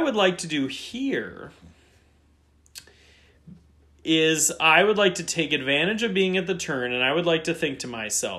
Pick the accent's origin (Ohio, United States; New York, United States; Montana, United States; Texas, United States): Ohio, United States; Cleveland; I'm also from Cleveland